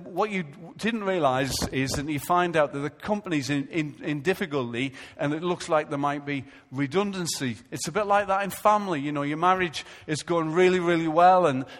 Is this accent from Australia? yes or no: no; Israel; because I come from Israel